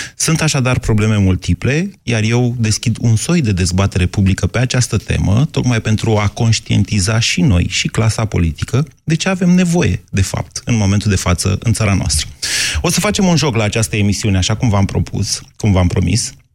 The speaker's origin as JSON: {"language": "Romanian", "region": "Oltenia", "country": "Romania", "said": "sunt oltean"}